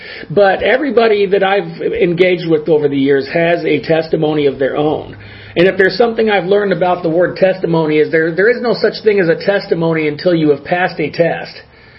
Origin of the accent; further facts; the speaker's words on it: Los Angeles, California, United States; now in Arizona, United States; I grew up in the Los Angeles area. But, you know, at some point he moved to Oregon. At some point I moved to Arizona. We both moved to Arizona, and here we are.